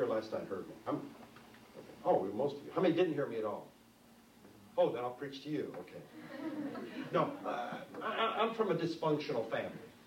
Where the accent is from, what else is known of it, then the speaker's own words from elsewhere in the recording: New York City, New York, United States; I was born and raised in New York City